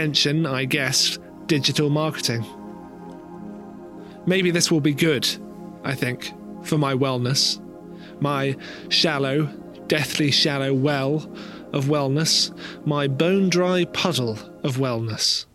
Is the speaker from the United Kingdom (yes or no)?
yes; rural England, United Kingdom; moved away; In my hometown in rural England, where my parents still live